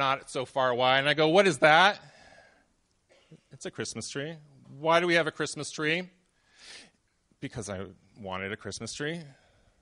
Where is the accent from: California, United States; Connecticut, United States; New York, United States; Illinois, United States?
California, United States; I was from California